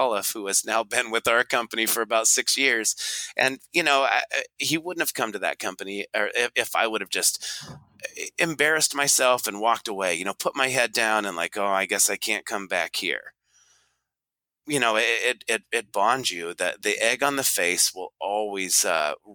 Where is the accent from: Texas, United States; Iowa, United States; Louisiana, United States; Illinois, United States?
Iowa, United States; Des Moines; I'm from the Midwest, you know, the junction of 80 and 35.